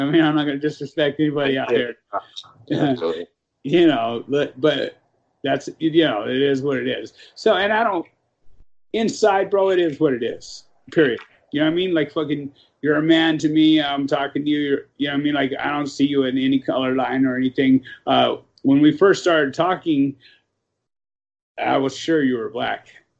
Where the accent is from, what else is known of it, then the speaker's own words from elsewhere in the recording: Los Angeles, California, United States; I grew up in South Central, right? So it was a lot of blacks in my area